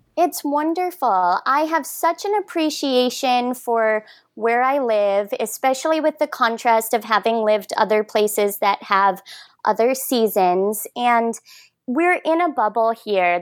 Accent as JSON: {"language": "English", "region": "Michigan", "country": "United States", "tie": "born or raised there", "also_born_or_lived": "Minnesota", "moved": "yes", "lives_now": "Cardiff-by-the-Sea, United States", "said": "I was originally born and raised in Michigan"}